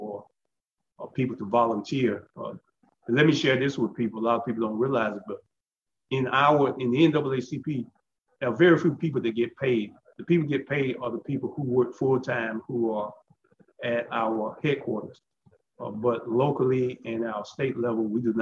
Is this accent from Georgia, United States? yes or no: yes; Warrenton, Georgia, United States; moved away as an adult; now in Augusta, United States; I was born and raised in Warrenton, Georgia, Warren County.